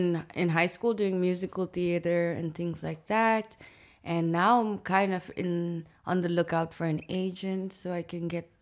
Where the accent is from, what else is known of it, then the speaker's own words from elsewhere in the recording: Harare, Zimbabwe; moved away as an adult; also born or lived in Cape Town, South Africa; now in Amsterdam, Netherlands; I am born and raised in Zimbabwe, Harare, the capital city. I did a four-year stint in Cape Town for my bachelor. And now I'm here.